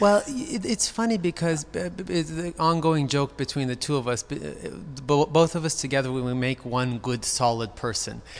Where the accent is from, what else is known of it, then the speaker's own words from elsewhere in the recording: Beverly Hills, California, United States; I was born in Cedar Sinai, right down the street. I'm, uh, I grew up in Beverly Hills.